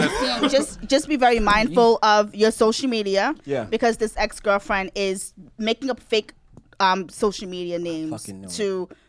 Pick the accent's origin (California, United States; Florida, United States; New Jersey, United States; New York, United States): New York, United States; New York City; also born or lived in Brooklyn; I was actually born in Brooklyn, but raised in Queens.